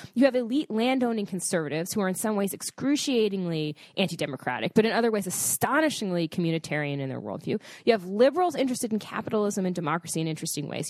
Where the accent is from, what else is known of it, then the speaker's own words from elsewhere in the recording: United States; As an American